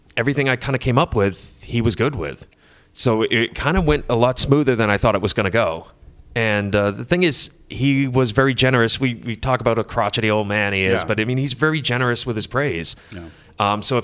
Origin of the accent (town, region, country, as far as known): Massachusetts, United States; born or raised there